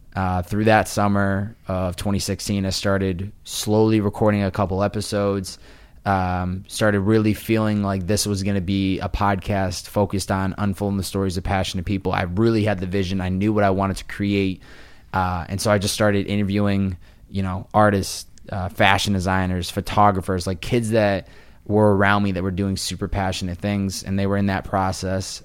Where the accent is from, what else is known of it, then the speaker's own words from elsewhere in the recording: Chicopee, Massachusetts, United States; moved away as an adult; also born or lived in Boston; now in Los Angeles, United States; I grew up in Wa, Western Mass, and I went to college in Boston